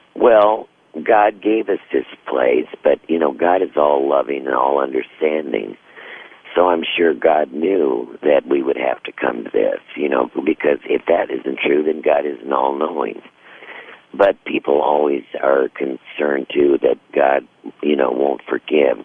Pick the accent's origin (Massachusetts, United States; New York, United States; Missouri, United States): Missouri, United States; when I was a girl growing up in Missouri